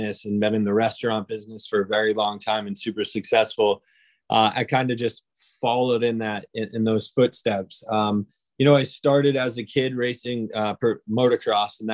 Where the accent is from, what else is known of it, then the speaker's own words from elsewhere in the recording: Webster, Massachusetts, United States; I'm actually born and raised in Webster, Massachusetts